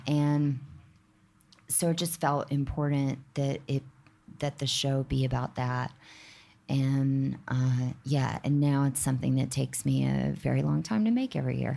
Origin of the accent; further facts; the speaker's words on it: the South, United States; now in New York, United States; I'm not from here, but I'm, I'm from the South